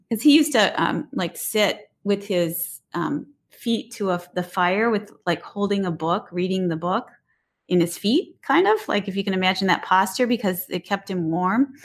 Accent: Detroit, Michigan, United States; I grew up in the city of Detroit

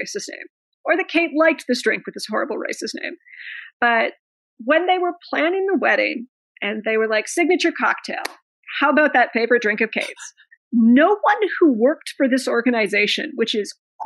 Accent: Canada; Growing up, my mother always put, we had, you know, stamps with the Queen on them because it's Canada.

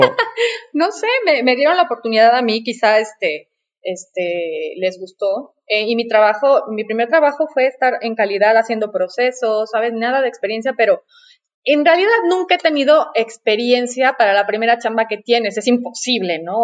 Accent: Mexico City, Mexico; also born or lived in La Paz, Baja California Sur / Paris; Nací en la Ciudad de México, por suerte, porque en realidad eh, yo estaba destinada a nacer en La Paz, Baja California

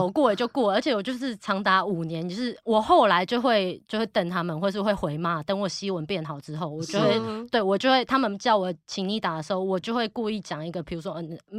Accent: Taiwan; 我是台湾那啥，我是台湾人

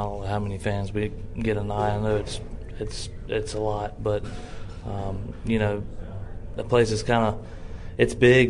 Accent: Mississippi, United States; my home state, Mississippi.

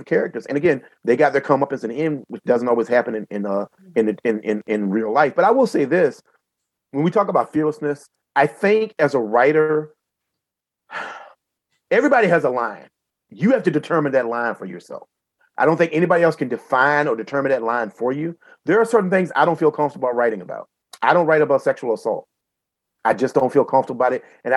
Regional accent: Southeastern Virginia, United States; I grew up in Southeastern Virginia

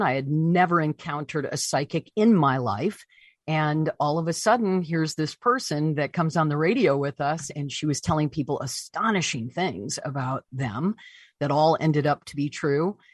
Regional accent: Deckerville, Michigan, United States; moved away; my hometown of, of Deckerville, Michigan

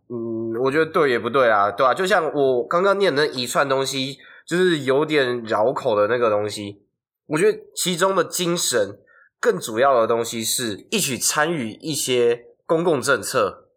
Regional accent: Hsinchu, Taiwan; 我是新竹人啊

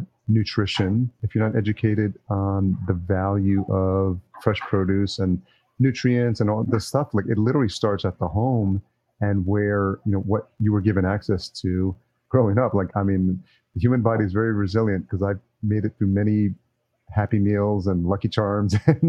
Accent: just outside New York City, United States; I grew up in just outside New York City, and I've been in New York City.

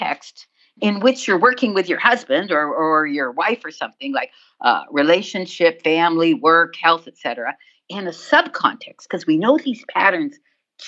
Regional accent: Canada; I'm from Canada. We say

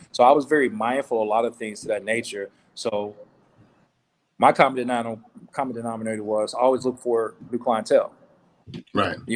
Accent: the South, United States; So it was rain, you know, shine, sleet, or snow, as we say growing up in the South

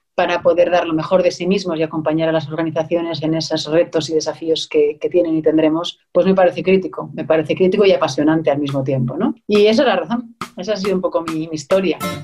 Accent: Spain; moved away as an adult; also born or lived in Germany / Scotland

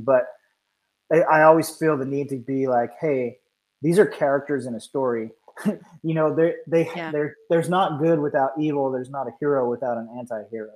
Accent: Georgia, United States; I'm from Georgia, but all my relatives are from Pennsylvania.

